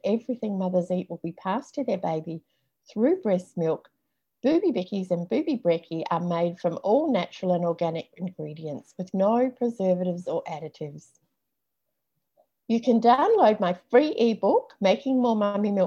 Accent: New Zealand; I grew up in New Zealand, and my dad was a truck driver

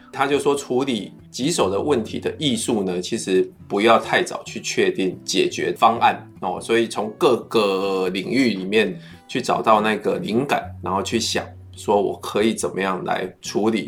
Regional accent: Wandan, Pingtung County, Taiwan; moved away; 就是我的故乡万丹。

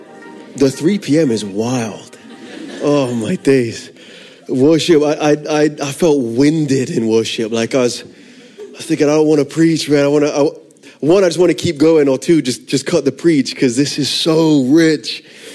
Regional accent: London, United Kingdom; accent: funky; I'm from London originally. I moved around a lot. I'm a missionary kid, which is where the funky accent comes from.

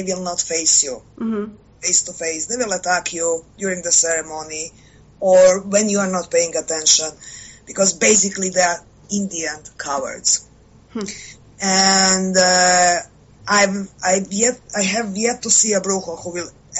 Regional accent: Croatia; I am from Croatia

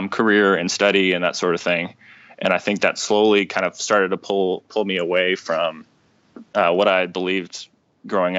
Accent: Rockwall, Texas, United States; I grew up in Rockwall, went to Rockwall High School, graduated

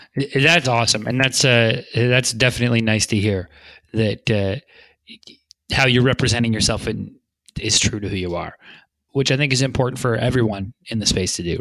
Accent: Vancouver, British Columbia, Canada; now in Santa Monica, United States; I'm from Vancouver, British Columbia originally

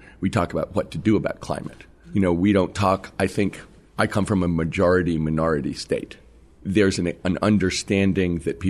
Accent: the West, United States; I'm from the West. You know, I think that there is a different Western sensibility.

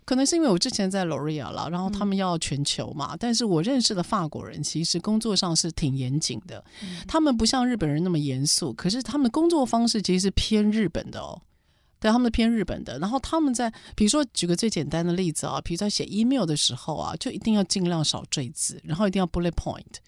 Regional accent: Taiwan; 我们台湾人的正义感 是亚洲的前三名

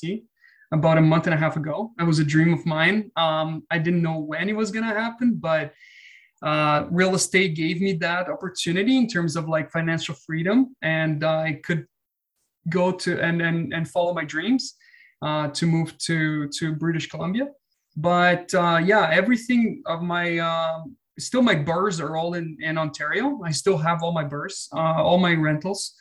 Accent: Brazil; moved away as an adult; now in Canada; I'm from Brazil. Moved to Canada in 2013

